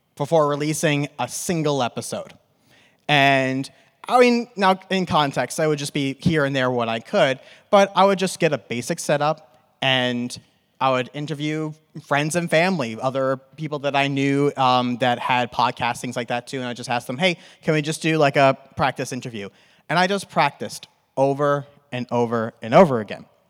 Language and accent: English; New York, United States; accent: New York; now in Arizona, United States; I'm from New York and I'm in Arizona and it's conflicting with my New York accent